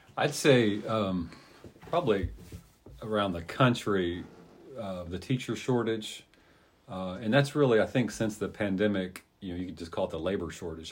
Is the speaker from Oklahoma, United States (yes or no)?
yes; Catoosa, Oklahoma, United States; also born or lived in South Carolina; when I was in first grade, we moved from South Carolina to uh, Catoosa, Oklahoma